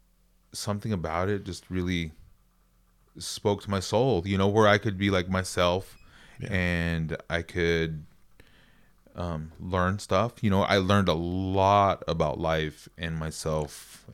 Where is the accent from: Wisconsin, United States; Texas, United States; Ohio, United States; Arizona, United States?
Arizona, United States; Flagstaff; In Arizona. That's where I'm originally from. I'm Navajo. I grew up in Flagstaff. Super tight family on and off the res.